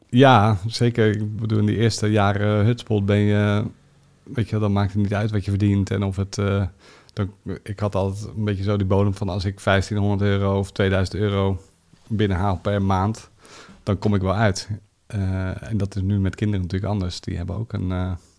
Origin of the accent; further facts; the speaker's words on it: The Hague, South Holland, Netherlands; Ik ben eh, geboren in Den Haag